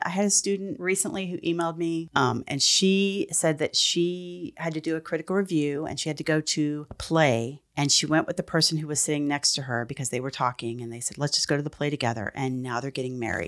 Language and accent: English; San Antonio, Texas, United States; I grew up in San Antonio, Texas